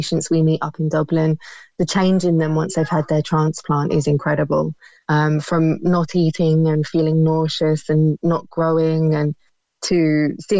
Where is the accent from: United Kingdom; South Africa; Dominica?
United Kingdom; now in Ireland; you can probably tell from my accent, I'm from the UK